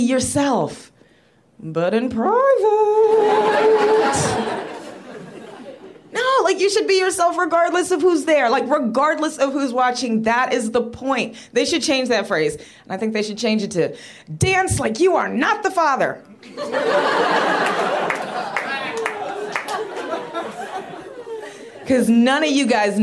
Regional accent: Rio Grande Valley, Texas, United States; I got called sassy a whole lot when I was growing up. I was the only black kid. I'm from the Rio Grande Valley

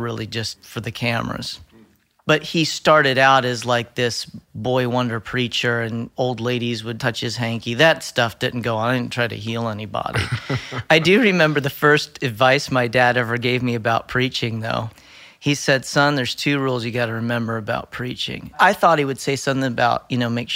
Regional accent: Winfield, Pennsylvania, United States; I grew up in Winfield, Pennsylvania, which is a little village bed community outside of Lewisburg, Pennsylvania

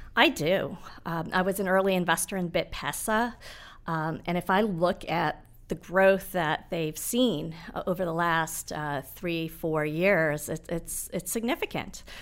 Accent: Nairobi, Kenya; moved away; I was born in Nairobi

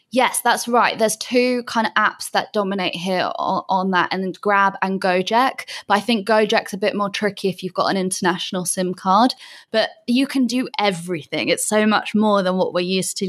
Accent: Bath, South West England, United Kingdom; moved away as an adult; also born or lived in London; now in Canggu, Indonesia; I'm originally from a place called Bath in England.

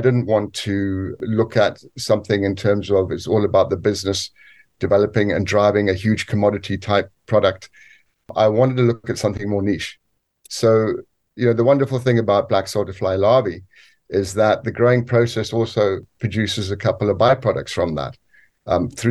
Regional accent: Zambia; moved away as an adult; also born or lived in South Africa; now in United Kingdom; what essentially was my home country

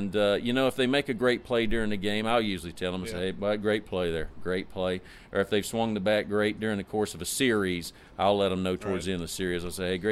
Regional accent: the South, United States; I'm from the South

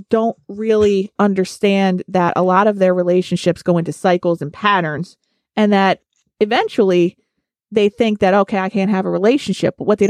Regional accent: Scranton, Pennsylvania, United States; Now on the line, we're from Scranton.

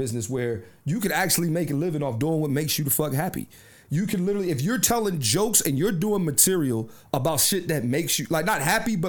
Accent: Philadelphia, Pennsylvania, United States; my hometown, Philadelphia.

